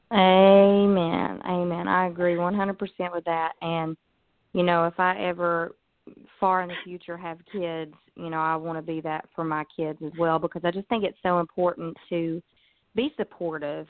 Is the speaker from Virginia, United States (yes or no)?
yes; Pound, Virginia, United States; I'm from Virginia. It's a little town called Pound.